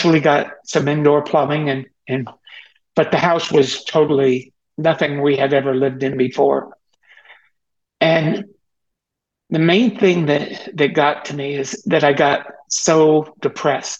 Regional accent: Teaneck, New Jersey, United States; I was born in Teaneck, New Jersey on August 26, 1947, which makes me 75 years old

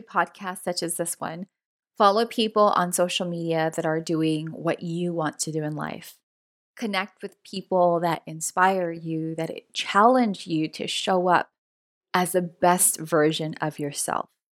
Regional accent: Los Angeles, California, United States; first generation Latina, born and raised in Los Angeles, California

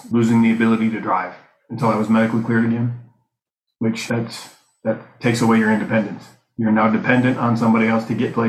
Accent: Buffalo, New York, United States; I'm from Buffalo, New York.

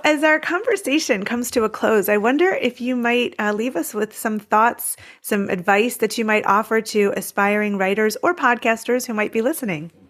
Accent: United States; an American overseas

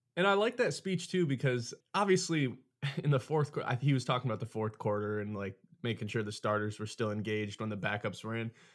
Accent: Michigan, United States; It's a real thing here

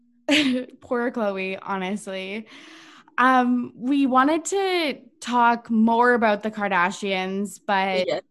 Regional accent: Canada; as a Canadian

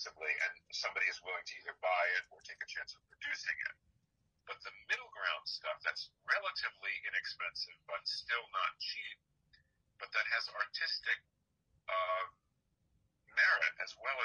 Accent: New York City, New York, United States; when I was a kid, I grew up in New York City

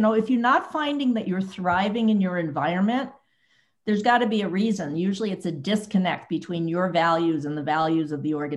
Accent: New York City, New York, United States; moved away as an adult; also born or lived in Boston / Bay Area; now in Silicon Valley, United States; I grew up in New York City

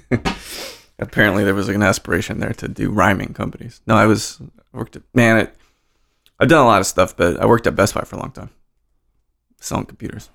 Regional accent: Roswell, New Mexico, United States; moved away; also born or lived in Salt Lake City, Utah; I was born in Roswell, New Mexico

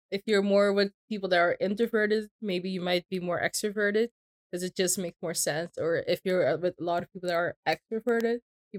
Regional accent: Curaçao; I'm 26 years old. Yeah, born and raised in Curacao.

